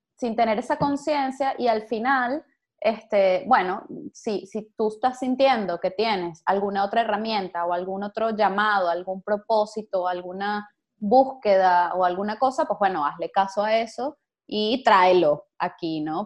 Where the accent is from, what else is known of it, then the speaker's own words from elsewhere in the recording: Venezuela; como venezolanos